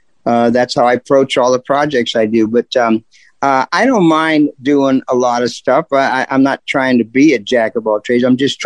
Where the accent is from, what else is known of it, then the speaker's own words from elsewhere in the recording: Canton, Ohio, United States; I'm from here. I'm from Canton.